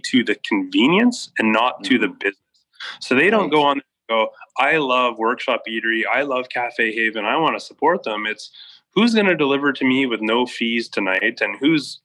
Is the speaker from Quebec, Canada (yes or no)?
yes; just outside of Montreal, Quebec, Canada; moved away as an adult; also born or lived in Alberta / Switzerland / Edmonton; now in Sherwood Park, Canada; I grew up just outside of Montreal, moved out to Alberta in 99